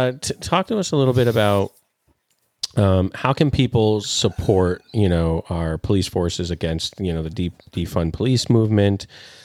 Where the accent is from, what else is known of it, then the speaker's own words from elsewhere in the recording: New York, United States; we're from New York